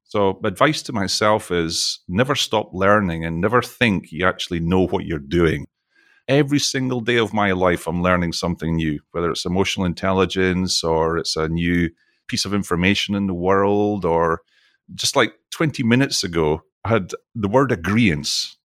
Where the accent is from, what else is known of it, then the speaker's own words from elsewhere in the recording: Scotland, United Kingdom; now in Texas, United States; you can probably tell from my accent, I'm from Scotland